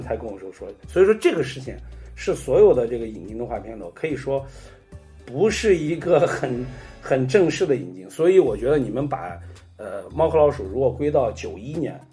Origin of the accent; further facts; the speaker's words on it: Xi'an, Shaanxi, China; 我是，我是西安人嘛